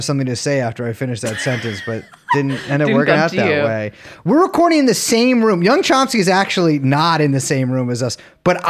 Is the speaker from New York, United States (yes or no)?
yes; New York City, New York, United States; Yeah, I'm from the Village.